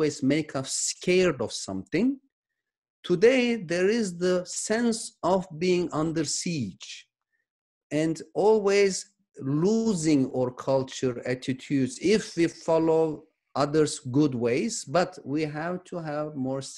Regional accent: Turkey; now in San Diego, United States; I was born in Turkey

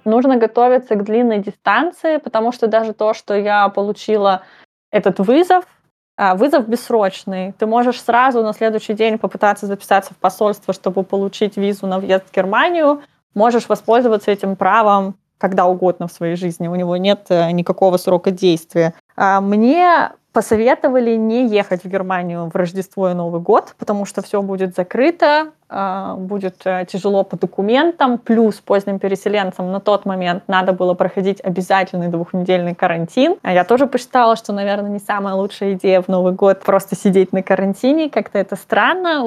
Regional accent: Russia; moved away as an adult; now in Nuremberg, Germany; я именно выросла в России, и я свою сознательную жизнь там провела

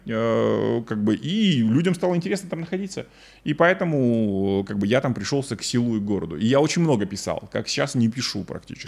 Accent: Kazakhstan

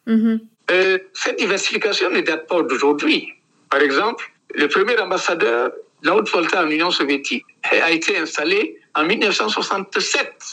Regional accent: Tougan, Boucle du Mouhoun, Burkina Faso; J'étais à l'école primaire dans ma ville natale, dans le nord-ouest du Burkina Faso, à Tougan

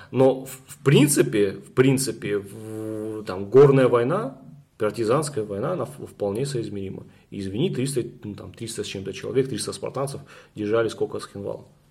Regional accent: North Ossetia–Alania, Russia; я северянин, у меня нету никого в Южной Осетии, ни родственников, никого

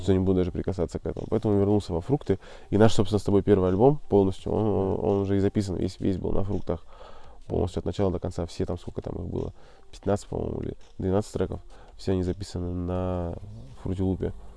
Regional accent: Murmansk, Murmansk Oblast, Russia; я, кстати, из Мурманска

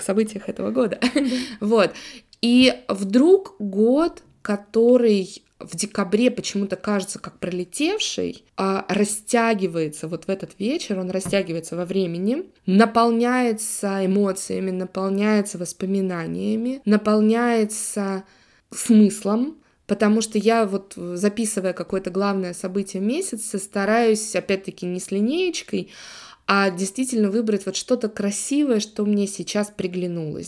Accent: Saint Petersburg, Russia; also born or lived in Italy; коренная жительница Санкт-Петербурга

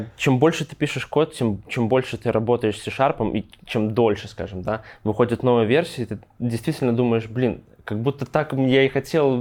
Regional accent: Grodno, Grodno Region, Belarus; родом я из Гродно

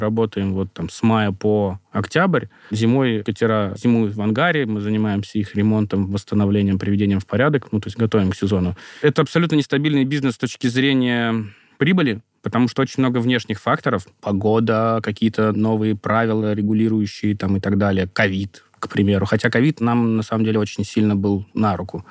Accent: Moscow, Russia; я из Москвы

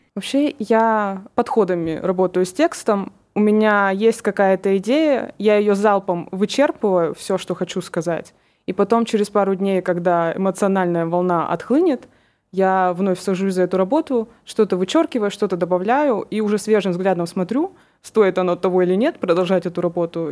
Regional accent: Kurgan, Kurgan Oblast, Russia; мне 22 года, и я из Кургана

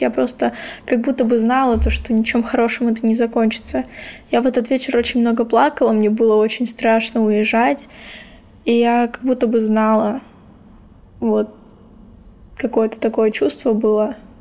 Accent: Kherson, Kherson Oblast, Ukraine; born or raised there; moved away as an adult

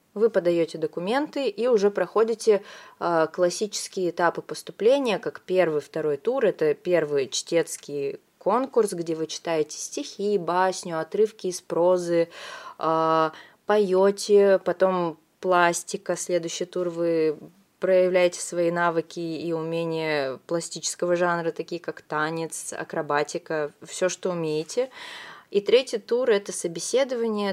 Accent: Vladivostok, Primorsky Krai, Russia; moved away as an adult; also born or lived in Moscow; now in Saint Petersburg, Russia; Я сама родом из Владивостока

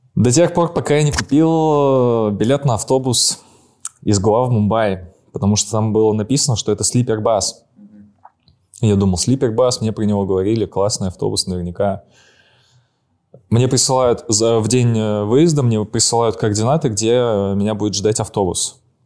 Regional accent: Saint Petersburg, Russia

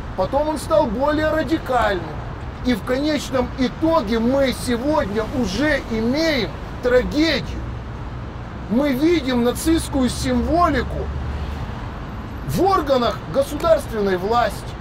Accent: Ukraine; как украинец, не галичанин, не малорос, а украинец.

